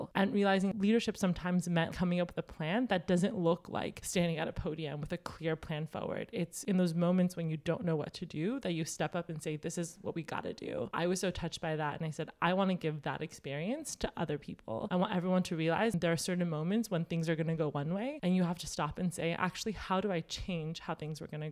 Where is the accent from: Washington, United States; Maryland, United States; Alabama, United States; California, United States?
California, United States; Los Angeles; I grew up in the San Fernando Valley